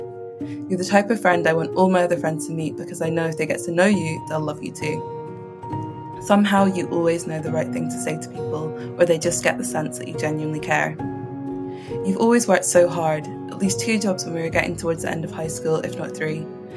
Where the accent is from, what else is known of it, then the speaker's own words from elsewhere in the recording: Scotland, United Kingdom; As two mixed-race girls growing up in Scotland, I'm glad that we found each other, and so glad that both of us now have been able to go back to our roots, you to Nigeria and me to Jamaica